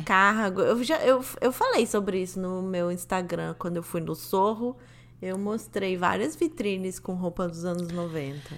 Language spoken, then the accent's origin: Portuguese; Rio de Janeiro, Brazil; quando eu era pequena, eu morava na Barra